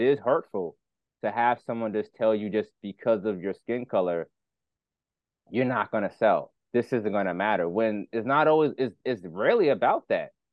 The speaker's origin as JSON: {"language": "English", "town": "New York City", "region": "New York", "country": "United States", "said": "we're from Brooklyn"}